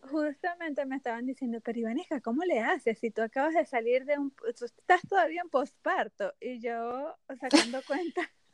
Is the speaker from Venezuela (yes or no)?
yes; Venezuela; moved away as an adult; also born or lived in Mexico; soy de Venezuela y viví cinco años en México